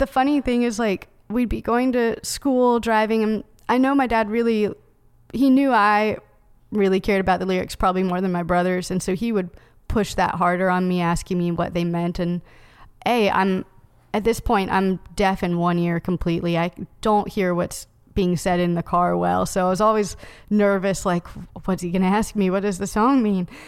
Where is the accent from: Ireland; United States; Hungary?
United States; Knoxville, Tennessee; now in Nashville, United States; I grew up in Knoxville